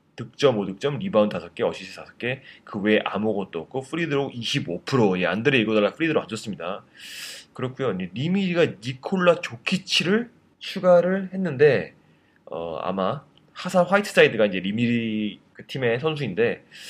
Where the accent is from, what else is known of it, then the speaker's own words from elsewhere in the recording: South Korea; 저밖에 없었거든요, 한국 사람이